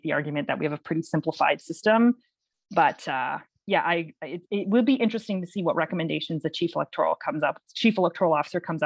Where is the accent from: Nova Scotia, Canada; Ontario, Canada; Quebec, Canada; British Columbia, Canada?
Ontario, Canada; Windsor; So I grew up actually in Windsor, which is just across from Detroit